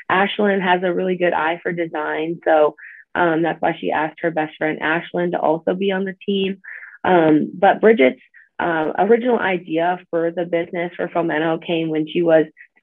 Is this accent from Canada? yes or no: yes; Manitoba, Canada; moved away as an adult; now in South Dakota, United States; I grew up in Canada, in Manitoba, and I've always grown up like super outdoorsy